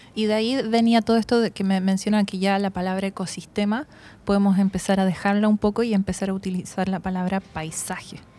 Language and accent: Spanish; Santiago, Santiago Metropolitan Region, Chile; also born or lived in Germany / Czech Republic; crecí en Santiago